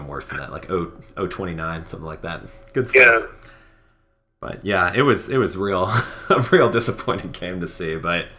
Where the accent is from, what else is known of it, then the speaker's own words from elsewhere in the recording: Chicago, Illinois, United States; where I grew up in Chicago